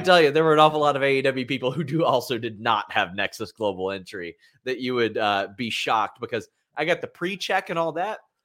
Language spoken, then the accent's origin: English; Lexington, Kentucky, United States; my hometown airport